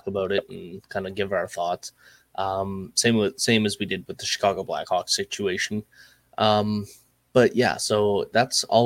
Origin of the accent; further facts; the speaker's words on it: Nova Scotia, Canada; I'm from Nova Scotia